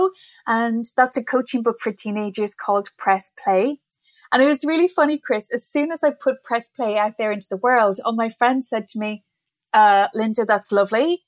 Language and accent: English; Ireland; moved away as an adult; also born or lived in Middle East; now in New York City, United States; So I'm originally from Ireland. I'm not a New Yorker, as you can probably tell by my accent